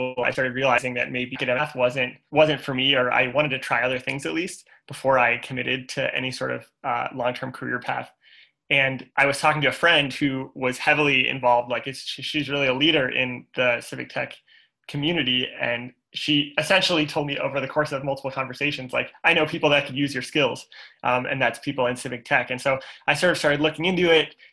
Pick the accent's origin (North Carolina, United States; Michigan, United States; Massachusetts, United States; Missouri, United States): Missouri, United States; St. Louis; I'm from St. Louis, Missouri.